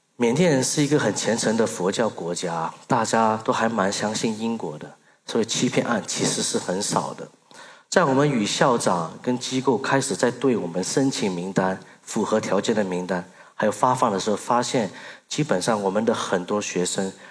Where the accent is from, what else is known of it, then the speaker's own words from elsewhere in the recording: Singapore; Chinese is a second language; moved away as an adult; also born or lived in Mandalay, Myanmar; now in Myanmar; 在一九九四年，在我八岁的时候，我母亲决定把我送到新加坡留学。在二零零八年，我有幸毕业于新加坡的南洋理工大学的商学系